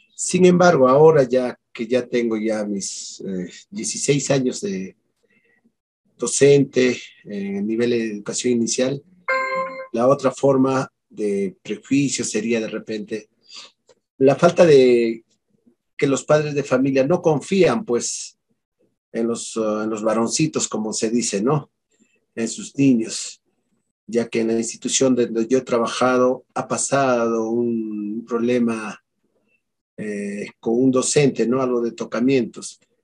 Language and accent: Spanish; La Mar Province, Ayacucho, Peru; Como yo soy acá de Ayacucho y de la provincia de La Mar